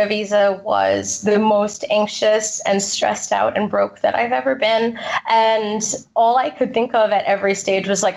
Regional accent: United States; born or raised there; first language English; moved away as an adult; now in England, United Kingdom

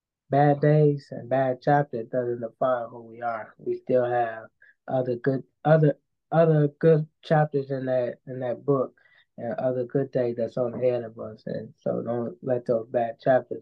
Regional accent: Coloma, Michigan, United States; now in Benton Harbor, United States; I'm from Culver, Coloma, but I live in Benton Harbor, Michigan, though.

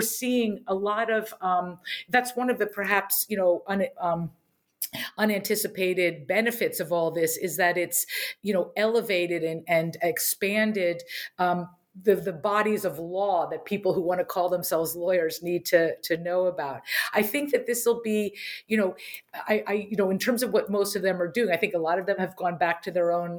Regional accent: Harrisburg, Pennsylvania, United States; So I grew up in Harrisburg, Pennsylvania.

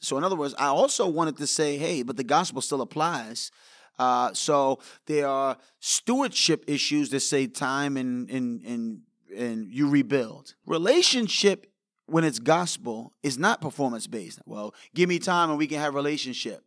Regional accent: New York City, New York, United States; I grew up in New York

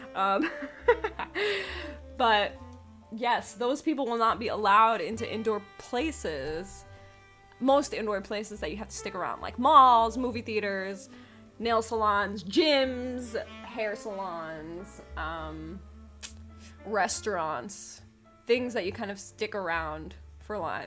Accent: New York, United States; moved away; also born or lived in Pennsylvania; I'm originally from New York. I've lived in Pennsylvania

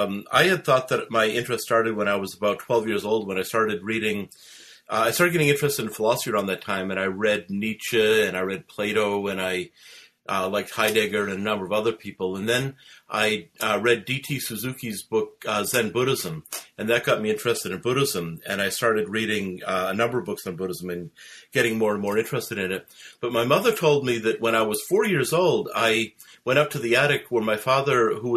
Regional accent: Cape Cod, Massachusetts, United States; moved away as an adult; also born or lived in Canada / Virginia / Australia; now in Melbourne, Australia; I grew up in Cape Cod, Massachusetts. I went to Harwich High School.

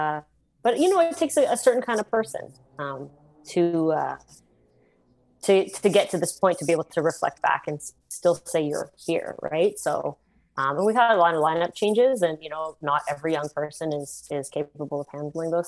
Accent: Canada; being from where we were, from, you know, a smaller city, like 300,000-400,000 people, and you know, we're Canadian

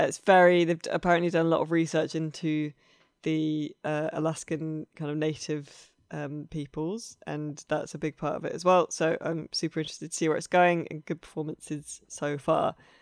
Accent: Ramsbury, South West England, United Kingdom; I grew up around Ramsbury and all that kind of area where, and Colin Bourne and stuff, where all the World War II paratroopers were trained for D-Day

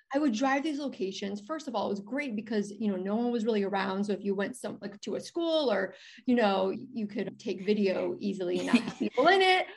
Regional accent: Chicago, Illinois, United States; I'm from Chicago.

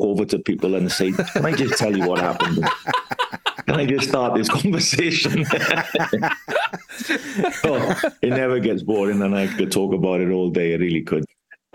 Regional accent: Wales, United Kingdom; moved away as an adult; also born or lived in Greece; now in Winchester, United Kingdom; as Welsh people and the Welsh nation

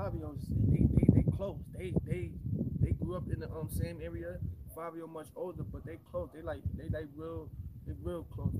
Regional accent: New York City, New York, United States; I'm from Brooklyn, New York. Middle of everything.

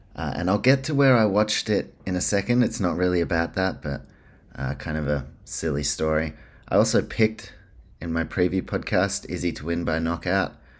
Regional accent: New Zealand; now in Australia; If you can't tell by my accent, this podcast, based in Australia, my home, New Zealand, that's where I'm from.

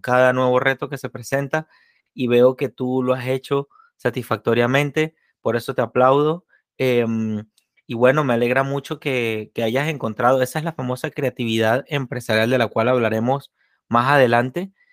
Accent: Venezuela; moved away; la conozco de mi tierra natal

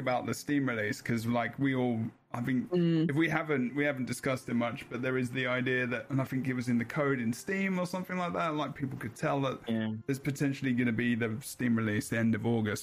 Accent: England, United Kingdom; I'm English

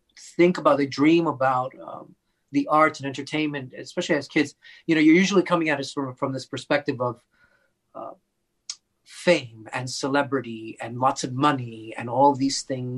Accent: New York City, New York, United States; I grew up in the Bronx in New York City

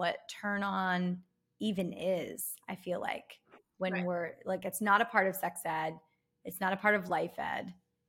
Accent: Philadelphia, Pennsylvania, United States; moved away as an adult; now in Los Angeles, United States; I'm from South Philly and I went to Temple University.

